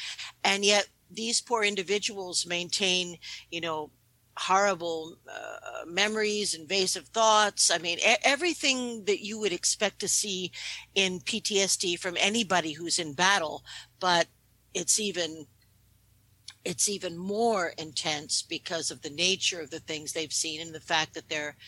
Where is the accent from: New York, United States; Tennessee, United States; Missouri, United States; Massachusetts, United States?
New York, United States; New York City; I have dual citizenship. I was born in New York City. I grew up in New York. So I'm really an American emotionally.